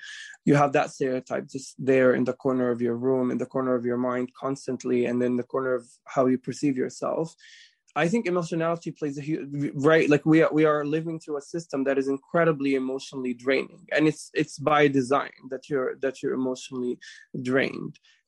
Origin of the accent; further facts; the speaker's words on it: Jerusalem, Palestine; born there; I was born in Jerusalem.